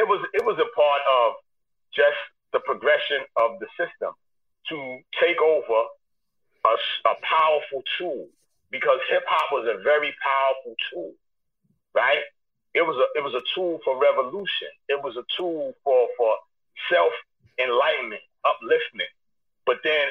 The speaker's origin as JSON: {"language": "English", "town": "New York City", "region": "New York", "country": "United States", "said": "I was young from East New York"}